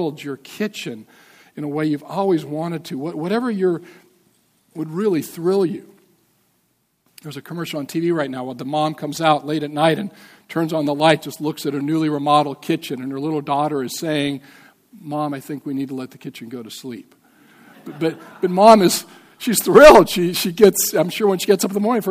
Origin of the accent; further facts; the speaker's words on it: Montana, United States; I'm from Montana